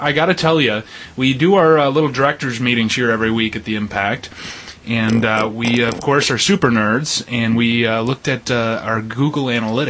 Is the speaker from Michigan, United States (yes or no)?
yes; Perry, Michigan, United States; my hometown of Perry.